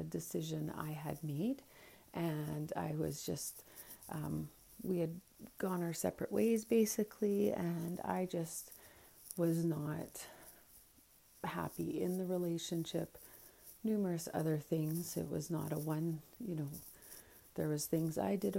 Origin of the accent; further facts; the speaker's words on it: Alberta, Canada; now in Edson, Canada; I'm born and raised in Alberta, Canada